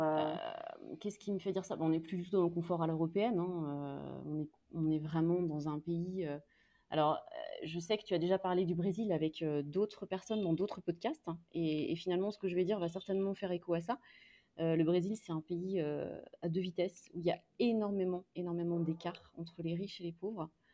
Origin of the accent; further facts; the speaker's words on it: France; moved away as an adult; now in Brazil; On est quatre, on est français, on est blanc